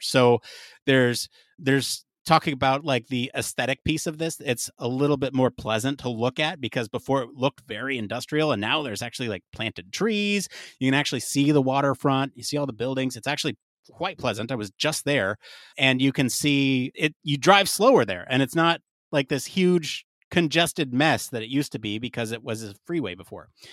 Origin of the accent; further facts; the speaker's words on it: California, United States; growing up in California